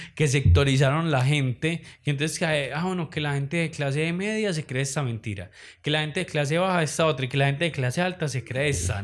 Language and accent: Spanish; Medellín, Antioquia, Colombia; así somos las paisas